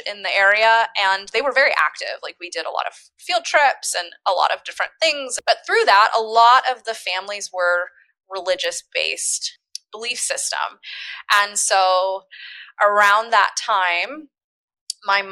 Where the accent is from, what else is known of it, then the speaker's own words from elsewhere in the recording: Humboldt County, California, United States; my parents moved to very far up north in Humboldt County, California